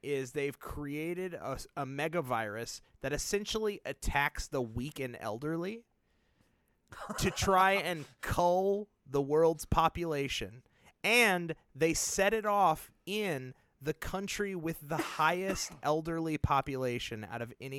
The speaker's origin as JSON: {"language": "English", "town": "Nashville", "region": "Tennessee", "country": "United States", "tie": "born or raised there", "said": "I love my hometown of Nashville, and it was some of the most devastating photos I've ever seen."}